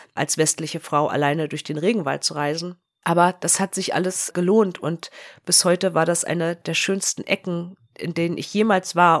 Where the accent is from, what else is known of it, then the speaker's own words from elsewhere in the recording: Germany; als Deutsche